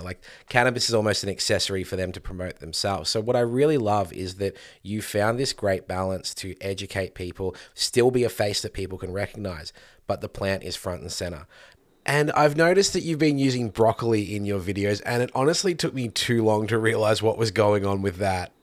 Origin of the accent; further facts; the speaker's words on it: Victoria, Australia; here in Victoria, my home state